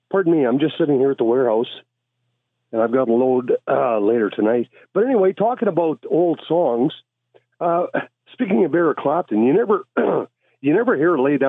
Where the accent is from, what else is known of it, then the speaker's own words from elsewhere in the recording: Grande Prairie, Alberta, Canada; moved away; I'm from Grand Prairie, Alberta, initially